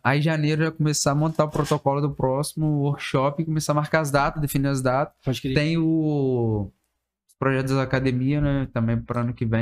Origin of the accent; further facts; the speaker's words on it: Vila Velha, Espírito Santo, Brazil; Sou cria do Aribiri, como toda a galera fala, né? … do Aribiri